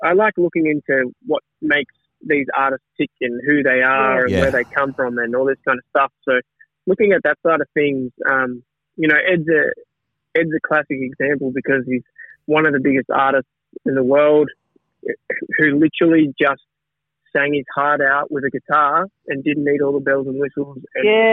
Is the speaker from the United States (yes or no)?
no; Tasmania, Australia; I come from Tassie and there's a lot, we've got a lot of stuff down there